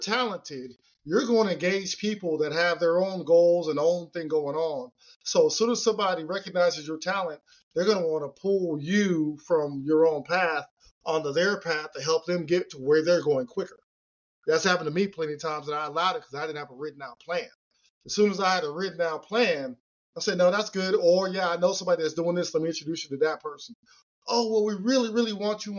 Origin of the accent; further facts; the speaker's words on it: California, United States; Growing up in California